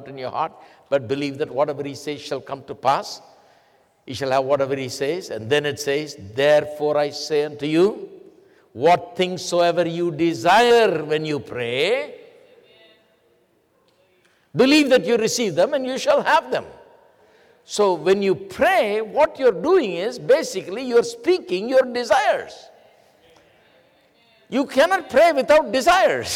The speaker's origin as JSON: {"language": "English", "country": "India", "tie": "born or raised there", "second_language": "English", "moved": "as an adult", "said": "I studied in English schools in India, so I understood English well."}